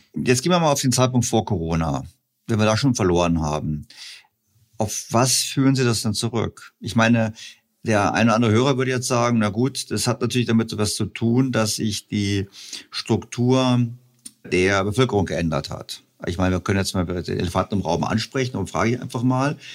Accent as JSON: {"language": "German", "region": "Bavaria", "country": "Germany", "tie": "born or raised there", "said": "Ich bin, auch in Bayern zur Schule gegangen, also zumindest Gymnasium"}